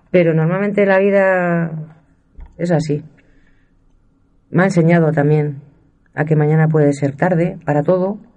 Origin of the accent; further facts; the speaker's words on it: Castile and León, Spain; Soy de la Sierra de Francia, no lo niego y se me nota. Llevo en la piel los colores de la tierra y de la casta.